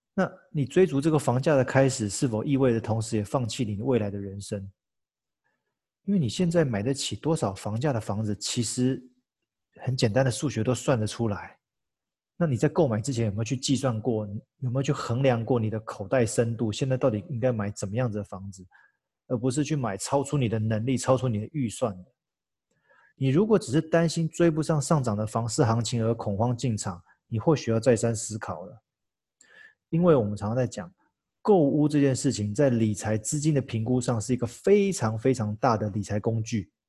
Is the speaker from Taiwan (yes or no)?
yes; Taiwan; 再次展现我们台湾人引以为傲、强大的一窝蜂行为